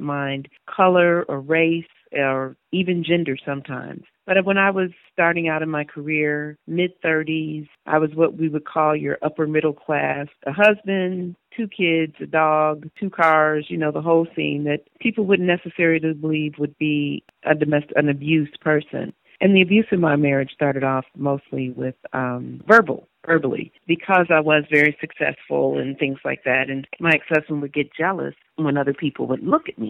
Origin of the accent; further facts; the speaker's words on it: Chicago, Illinois, United States; moved away as an adult; now in Knoxville, United States; I'm originally from Chicago, Illinois. Lived there for 47 years. I relocated down to Knoxville about 5 years ago this January.